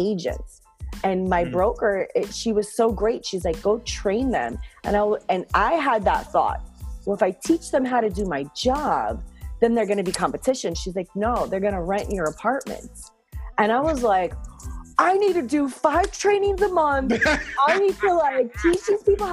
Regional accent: Miami, Florida, United States; moved away as an adult; now in New York City, United States; I'm from Miami, Florida

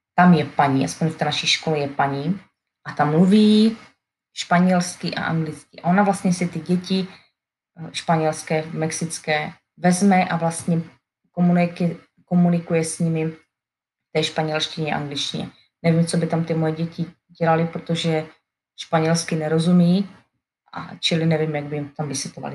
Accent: Czechia; first language Czech; moved away as an adult; now in Alabama, United States; jak se snažím vychovat své děti, aby mluvili česky, Eh, tady v Americe

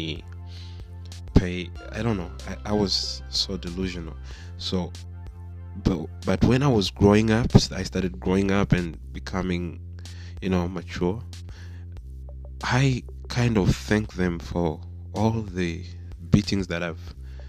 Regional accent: Tanzania; we grew up in Africa, mostly in Tanzania

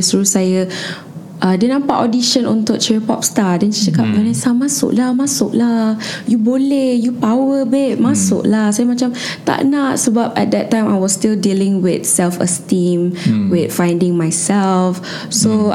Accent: Klang, Selangor, Malaysia; I berasal dari Kelang

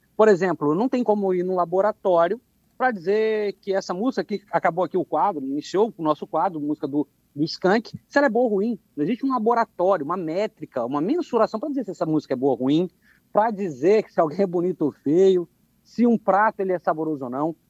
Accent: Anchieta, Espírito Santo, Brazil; also born or lived in Rio Novo do Sul; nasci, em Rio Novo do Sul, mas sempre morei aqui na cidade de Anchieta

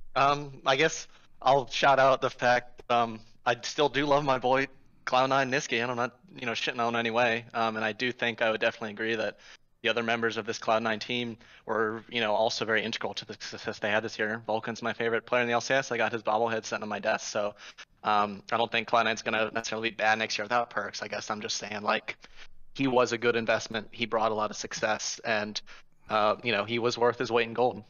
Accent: Richmond, Virginia, United States; moved away as an adult; now in Fairfax, United States; I'm from Richmond, Virginia, but I'm calling from Fairfax. I go to a college there

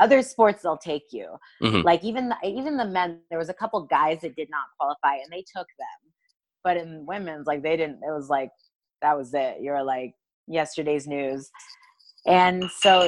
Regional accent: United States; as an American

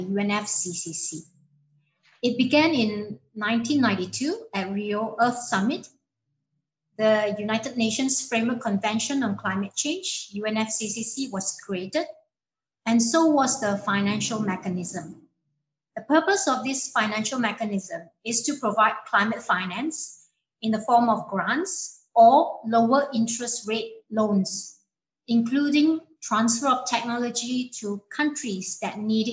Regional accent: Malaysia; I come from a small coastal town in Malaysia, facing the South China Sea

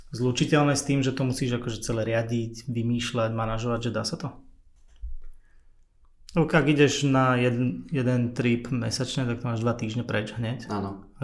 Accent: Sereď, Trnava Region, Slovakia; Ja som vyrastal v Seredi

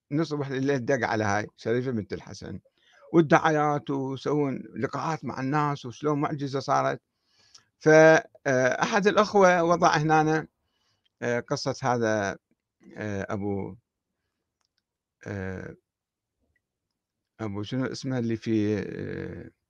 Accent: Iraq; وراحت الآن باقي شنو عندنا في العراق باقي قبور قبور الأئمة الاثنى عشر

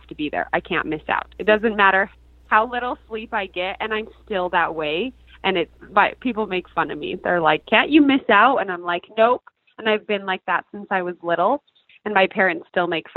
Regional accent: Bountiful, Utah, United States; moved away as an adult; I grew up in Bountiful, Utah, which is funny because I'm back there now

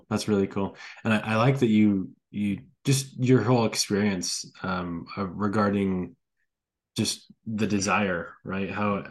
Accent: California, United States; also born or lived in Rexburg, Idaho; now in Idaho Falls, United States; I am actually from Idaho Falls. I actually grew up in California.

